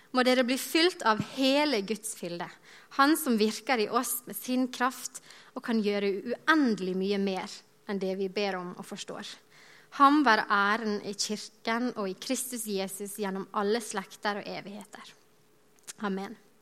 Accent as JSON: {"language": "Norwegian", "town": "Godøya", "region": "Møre og Romsdal", "country": "Norway", "moved": "yes", "lives_now": "Bergen, Norway", "said": "I sommer så var jeg på Sunnmøre, der jeg er fra. En liten plass heter Godøya"}